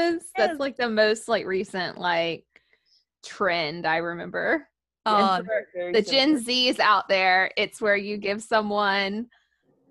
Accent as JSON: {"language": "English", "area": "the South", "region": "Southern United States", "country": "United States", "tie": "born or raised there"}